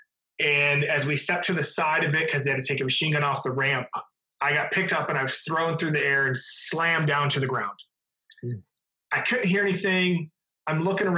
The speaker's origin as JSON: {"language": "English", "region": "Minnesota", "country": "United States", "tie": "born or raised there", "said": "I went to work for the Minnesota Vikings, my hometown football team"}